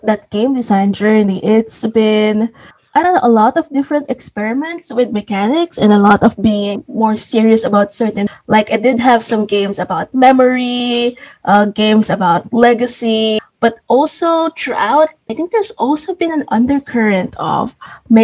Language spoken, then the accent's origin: English; Philippines; I'm a Filipino